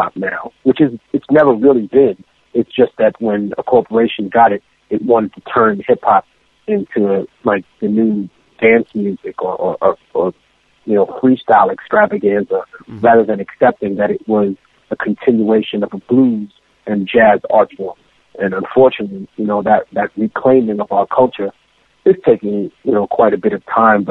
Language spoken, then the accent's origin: English; New York City, New York, United States; also born or lived in Lima, Peru; I came to America, specifically to New York City, when I was very young, and I became immersed in hip-hop culture.